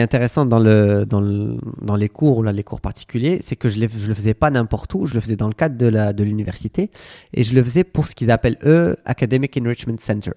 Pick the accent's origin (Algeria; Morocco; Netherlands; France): Morocco; Casablanca, Casablanca-Settat; moved away as an adult; also born or lived in Hawaii / United States; J'ai grandi à Casablanca, j'ai fait mes études à Casablanca